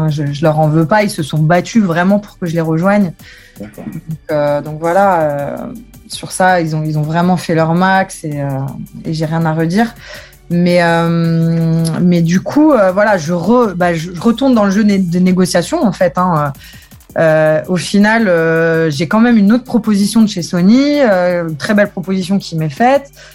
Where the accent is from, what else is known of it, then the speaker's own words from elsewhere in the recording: Metz, Grand Est, France; mon père me, traîne dans les stades depuis que je suis petite, donc au stade Saint-Symphorien, parce que je viens de Metz.